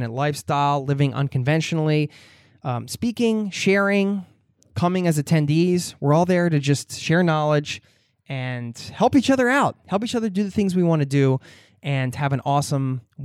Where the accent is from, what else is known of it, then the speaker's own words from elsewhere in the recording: United States; my home country in the USA